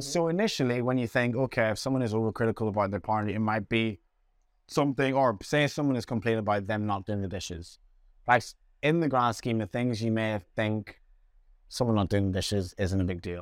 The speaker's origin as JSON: {"language": "English", "country": "Jamaica", "tie": "born or raised there", "said": "my family that I had around me growing up in Jamaica"}